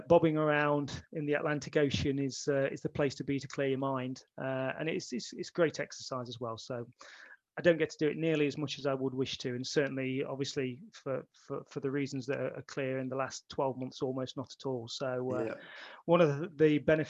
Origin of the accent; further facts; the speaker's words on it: Midlands, United Kingdom; being born and raised in the Midlands